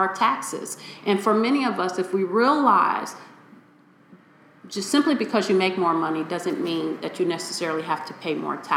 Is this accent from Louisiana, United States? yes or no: no; Chicago, Illinois, United States; I come from Chicago's inner city. I grew up in Inglewood